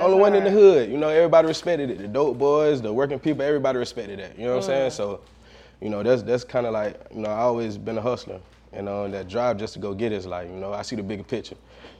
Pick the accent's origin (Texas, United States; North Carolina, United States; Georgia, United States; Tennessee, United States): Georgia, United States; Valdosta; I'm actually from Valdosta, Georgia.